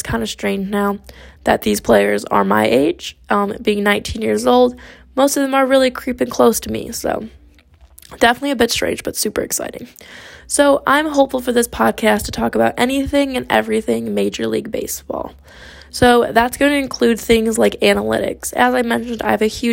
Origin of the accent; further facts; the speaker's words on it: Grosse Ile, Michigan, United States; moved away as an adult; now in Cincinnati, United States; I was born and raised just outside of Detroit, Michigan, in a small city by the name of Groseal